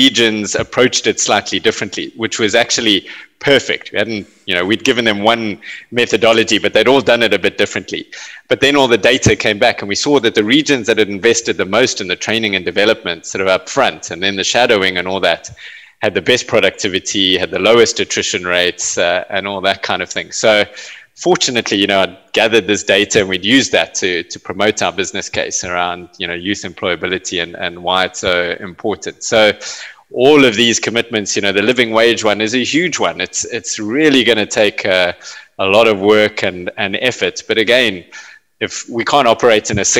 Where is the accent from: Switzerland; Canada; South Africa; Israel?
South Africa; South Africa was in the throes of apartheid when I was growing up